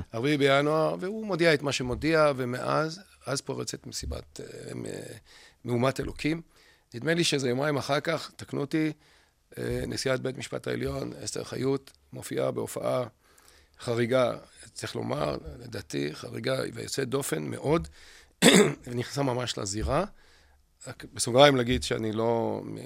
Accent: Israel; also born or lived in Jerusalem; ממשכון המזרח ומשדרות, איפה שגדלתי, בשנות ה-60

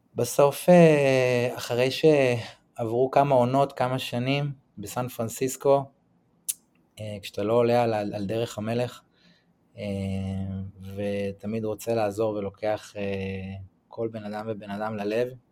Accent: Tel Aviv, Tel Aviv District, Israel; moved away as an adult; also born or lived in San Francisco; now in Santa Teresa, Costa Rica; אז אני מתל אביב, גדלתי ב- בתל אביב להורים אה, גרושים

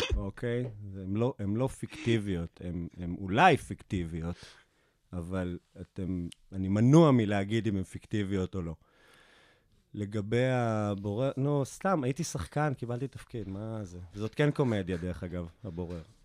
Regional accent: Afula, Northern District, Israel; זה אחד החורים הכי מושתנים בארץ, גדלתי שם

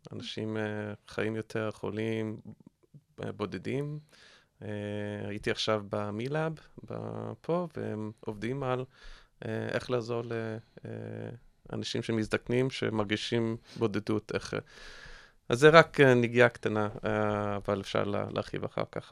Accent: United States; accent: American; Hebrew is a second language; now in Israel; אתם שומעים מהמבטא שלי שאני אמריקאי

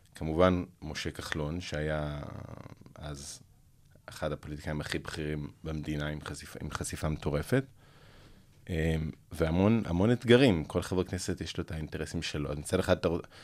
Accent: Jerusalem, Jerusalem District, Israel; born or raised there; also born or lived in United States

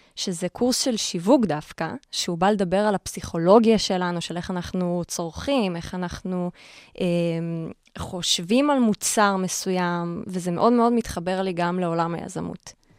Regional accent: Karmiel, Northern District, Israel; moved away as an adult; now in Tel Aviv, Israel; כל החיים גדלתי בכרמיאל, לא הכרתי משהו אחר

